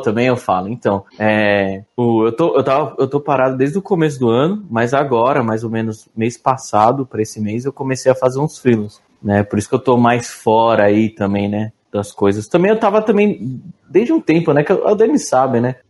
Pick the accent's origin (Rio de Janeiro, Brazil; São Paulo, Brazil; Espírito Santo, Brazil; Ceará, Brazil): São Paulo, Brazil; São Bernardo do Campo; Eu sou de São Bernardo, pra você ter ideia, aqui não tem trem